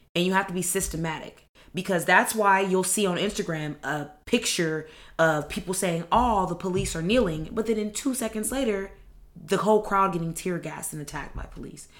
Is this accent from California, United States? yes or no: yes; Los Angeles, California, United States; I grew up in the Merk Park